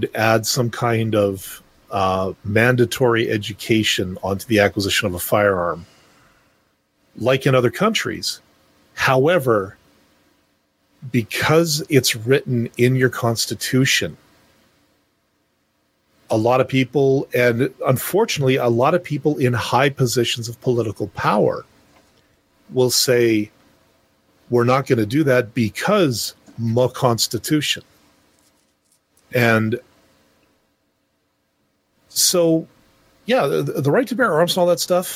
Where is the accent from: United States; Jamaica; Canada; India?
Canada; as a Canadian citizen